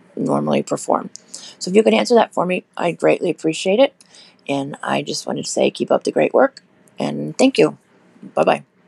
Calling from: Florida, United States; I'm calling from Florida in the U S.

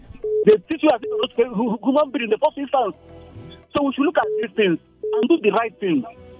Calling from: Bukuru, Plateau, Nigeria; calling from Bukuru.

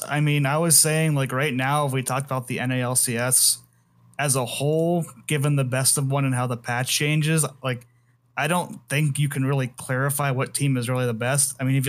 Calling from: Idaho, United States; Good old Idaho.

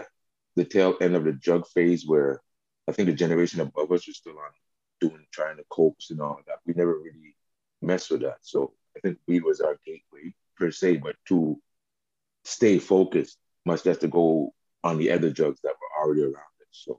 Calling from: Montreal, Quebec, Canada; Hi, I'm joining you from Montreal, Little Burgundy, a.k.a. Burgs.

